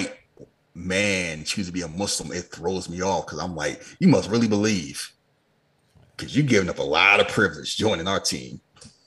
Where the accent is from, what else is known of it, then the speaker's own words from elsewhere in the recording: Philadelphia, Pennsylvania, United States; I grew up in Philadelphia